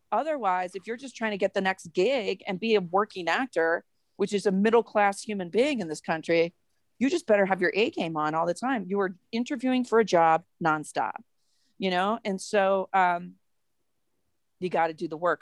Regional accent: Massachusetts, United States; moved away as an adult; also born or lived in New York; now in Denver, United States; I grew up in Massachusetts

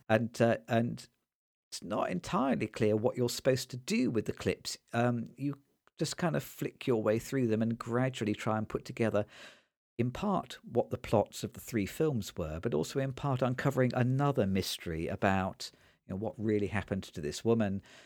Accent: Nottingham, East Midlands, United Kingdom; when I grew up in Nottingham

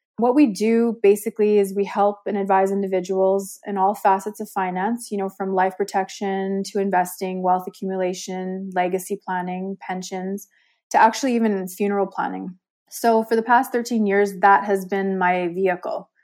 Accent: Calgary, Alberta, Canada; I'm from Calgary, Alberta, Canada. Born and raised a first generation Canadian

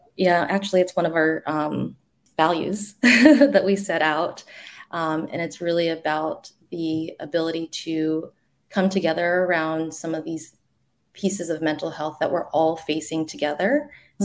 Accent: the South, United States; moved away; I grew up in the South

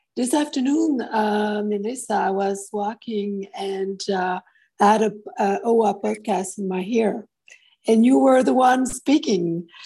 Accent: Montreal, Quebec, Canada; now in Europe; I'm originally from Montreal, Canada, but now living in Europe.

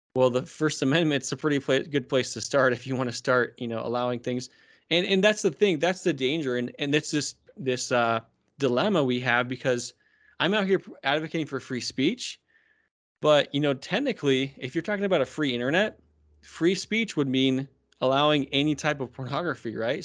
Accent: Arizona, United States; I'm from Arizona.

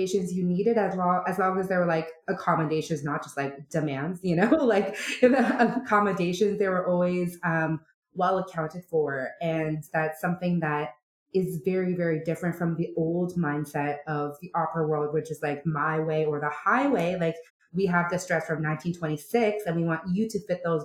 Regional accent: Canada; I am Korean Canadian

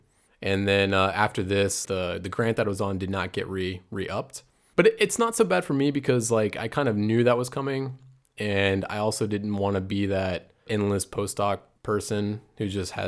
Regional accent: Chesapeake, Virginia, United States; moved away as an adult; now in Freiburg, Germany; I'm originally from Chesapeake, Virginia. I moved to Germany 3 years ago to Heidelberg.

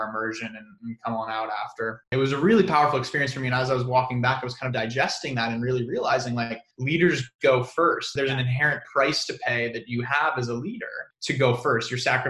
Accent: San Diego, California, United States; I grew up in San Diego

